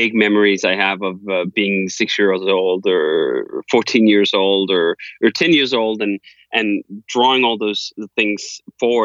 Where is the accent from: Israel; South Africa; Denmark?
Denmark; Copenhagen, Capital Region of Denmark; moved away as an adult; now in United States; I'm from Copenhagen, Denmark, and I lived there until I was 25 years old. And then I moved to the US